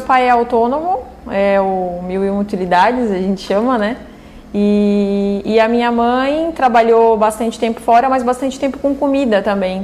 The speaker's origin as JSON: {"language": "Portuguese", "town": "Urussanga", "region": "Santa Catarina", "country": "Brazil", "tie": "born or raised there", "also_born_or_lived": "Tubarão", "moved": "as an adult", "lives_now": "Orleans, Brazil", "said": "Eu nasci em Uruçanga"}